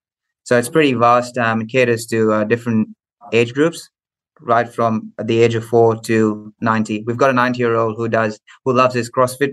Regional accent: Melbourne, Victoria, Australia; also born or lived in Muscat, Oman / India; So having said I'm from Melbourne, but I was born in the Middle East, in Oman, in Muscat.

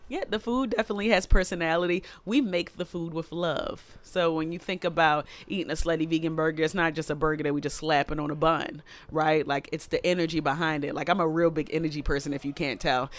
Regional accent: Baltimore, Maryland, United States; I am a girl from East Baltimore who comes from humble beginnings with Caribbean

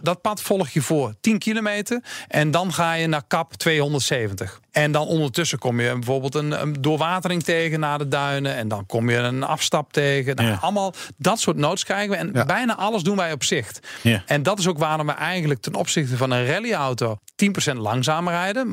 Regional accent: Achterhoek, Gelderland, Netherlands; in de Achterhoek, waar ik vandaan kom

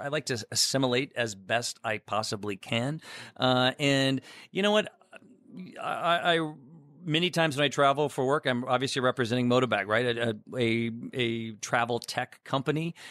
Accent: Chicago, Illinois, United States; I'm in Chicago, our home base. Uh, you know, I'm a Chicagoan

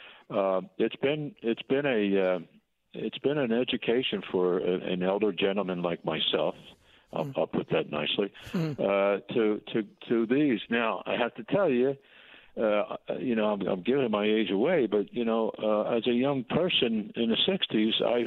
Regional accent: Philadelphia, Pennsylvania, United States; I live in a city, born and raised in Kensington

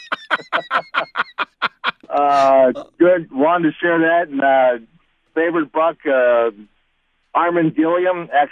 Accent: New Jersey, United States; now in Franklin, United States; I grew up in New Jersey

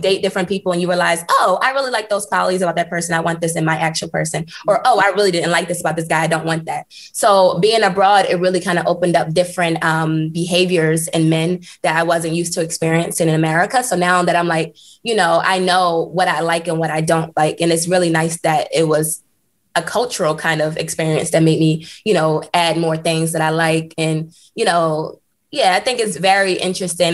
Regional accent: United States; moved away as an adult; also born or lived in Switzerland; now in Portland, United States; I'm a part of the Black culture and I'm American

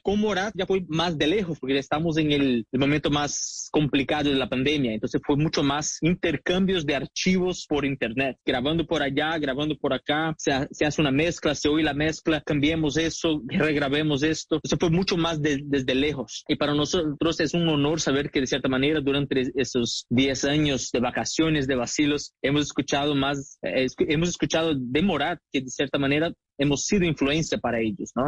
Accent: Brazil; now in Miami, United States; sí, de Brasil

